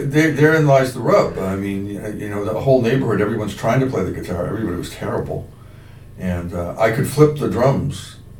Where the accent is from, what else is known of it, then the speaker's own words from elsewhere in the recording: Pembroke, Massachusetts, United States; I grew up in Bryanville.